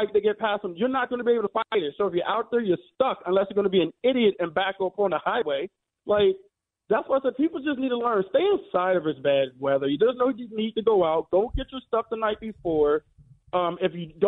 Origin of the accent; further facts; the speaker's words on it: Maryland, United States; now in Connecticut, United States; I'm from Maryland, born and raised